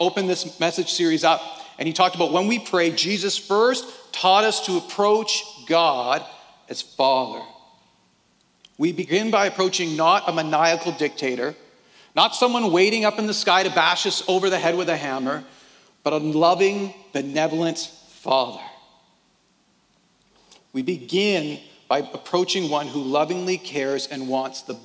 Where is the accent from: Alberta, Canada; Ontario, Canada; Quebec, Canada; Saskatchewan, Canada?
Alberta, Canada; accent: Alberta English; as a Canadian, we speak for the most part in Alberta English